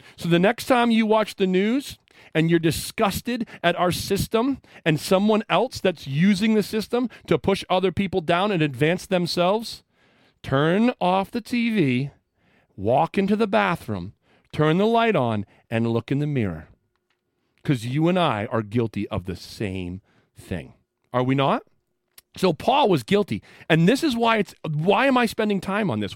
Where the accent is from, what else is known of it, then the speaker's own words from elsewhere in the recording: Western Maine, United States; moved away; I am from Western Maine